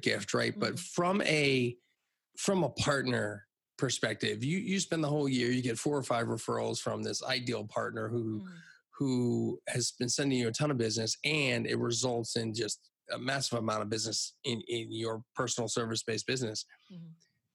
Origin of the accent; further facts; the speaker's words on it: Hershey, Pennsylvania, United States; I grew up in Hershey, Pennsylvania